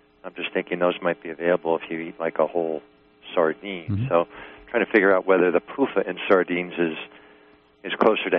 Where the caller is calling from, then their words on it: New York, United States; From New York.